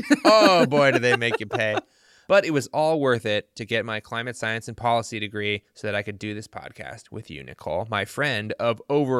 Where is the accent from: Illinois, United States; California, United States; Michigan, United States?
Illinois, United States; born there; I was born in Illinois.